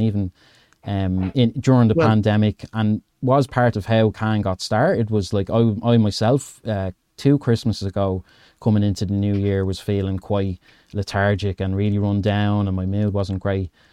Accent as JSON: {"language": "English", "town": "Dublin", "region": "Leinster", "country": "Ireland", "said": "I'm from Dublin, Ed, in Ireland."}